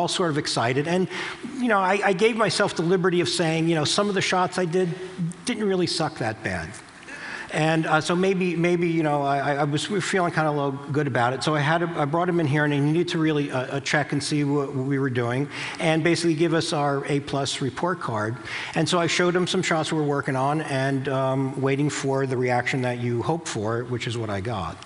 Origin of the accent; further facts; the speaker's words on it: New Jersey, United States; I'm from New Jersey